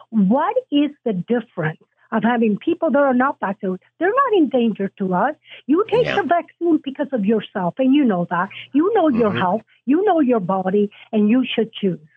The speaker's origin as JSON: {"language": "English", "country": "Italy", "said": "Uh, matter of fact, I came from Italy."}